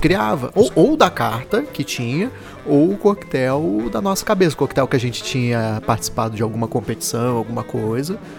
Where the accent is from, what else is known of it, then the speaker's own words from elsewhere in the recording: Brazil; Aí eu falei que era do, do Brasil